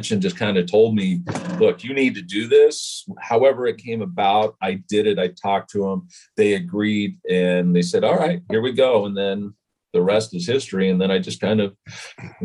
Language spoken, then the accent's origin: English; Utah, United States; I was growing up in Utah, not a whole big hotbed for baseball